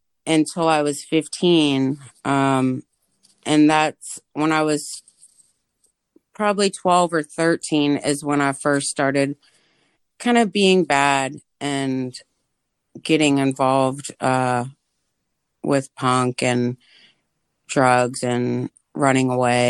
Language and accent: English; Austin, Texas, United States; also born or lived in Los Angeles / Northern Virginia; I was born in East LA, but my family on both sides is from Texas, and we moved back. We moved to back to Texas when I was two, and then we had to kind of flee, and we lived in Northern Virginia from the age of 8 to about 15.